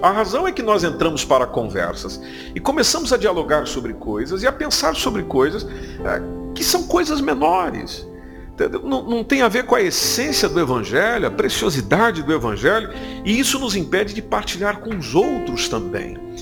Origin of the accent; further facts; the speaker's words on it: Brazil; now in Portugal; somos brasileiros